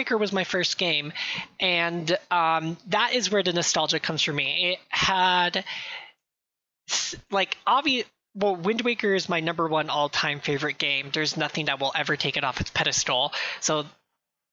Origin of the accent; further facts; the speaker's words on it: California, United States; I'm from California. I'm from California.